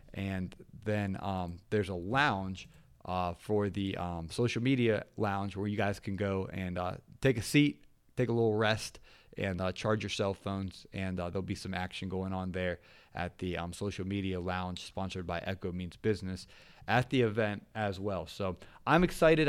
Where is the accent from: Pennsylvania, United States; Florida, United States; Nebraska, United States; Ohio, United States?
Ohio, United States; moved away; I'm originally from Ohio